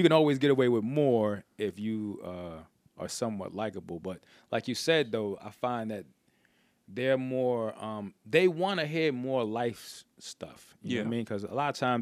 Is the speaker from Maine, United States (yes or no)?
no; Paterson, New Jersey, United States; I was from Patterson